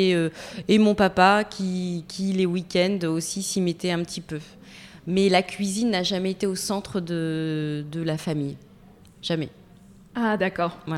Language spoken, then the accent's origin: French; Metz, Grand Est, France; also born or lived in Tarbes / Toulouse; Je suis née à Tarbes, j'ai été élevée entre Metz et Toulouse.